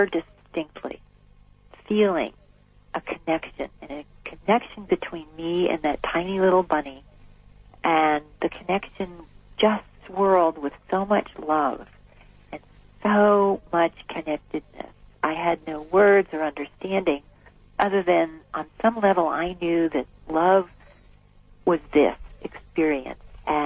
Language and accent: English; New Jersey, United States; I grew up in New Jersey in a suburban neighborhood